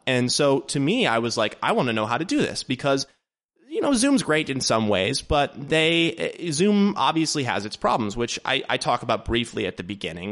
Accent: Dayton, Ohio, United States; also born or lived in Columbus, Ohio; based in Dayton, Ohio, which is actually my hometown

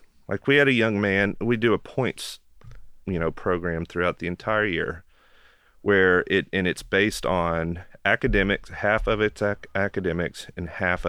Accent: Knoxville, Tennessee, United States; So I'm born and raised in Knoxville. My family's been here since the 40s, I think.

